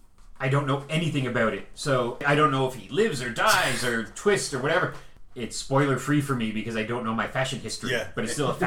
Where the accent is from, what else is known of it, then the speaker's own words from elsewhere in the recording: Canada; also born or lived in Vancouver; I'm a Canadian.